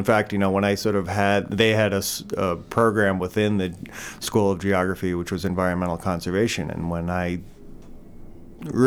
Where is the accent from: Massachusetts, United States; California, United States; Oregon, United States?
Massachusetts, United States; Lincoln; moved away as an adult; also born or lived in San Francisco / Taos / Alaska; now in Maine, United States; I grew up in Lincoln, Massachusetts